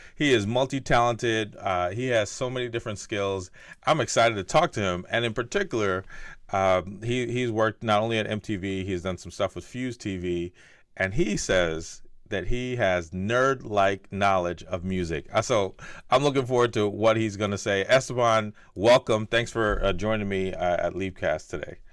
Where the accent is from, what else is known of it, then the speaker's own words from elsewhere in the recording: New Jersey, United States; I grew up in North Jersey